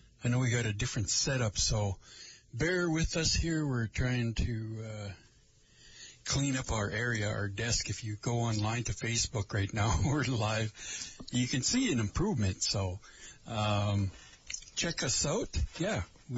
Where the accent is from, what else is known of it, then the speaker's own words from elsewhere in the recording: Lake Vermilion, Minnesota, United States; I am from Lake Vermilion, or where I am from is Lake Vermilion